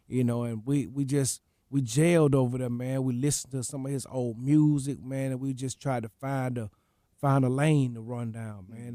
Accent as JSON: {"language": "English", "town": "Atlanta", "region": "Georgia", "country": "United States", "tie": "born or raised there", "said": "… lived that close to me growing up, man, being, I'm from the Swats"}